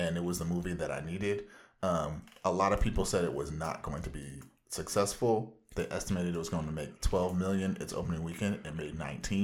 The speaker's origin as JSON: {"language": "English", "area": "Orange County", "region": "Southern California", "country": "United States"}